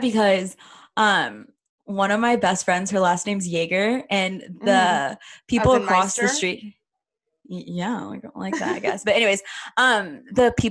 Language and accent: English; Texas, United States; I grew up in Texas